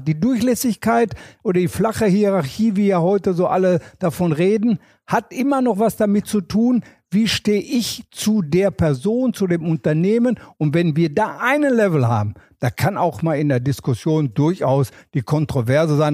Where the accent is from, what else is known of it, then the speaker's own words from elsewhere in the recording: Herne, North Rhine-Westphalia, Germany; Ich komme ja aus dem Kohlenpott. Ich komme also aus Wanne-Eickel.